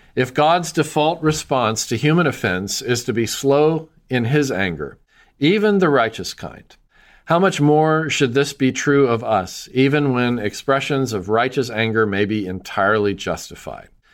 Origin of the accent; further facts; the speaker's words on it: Nashville, Tennessee, United States; my hometown of Nashville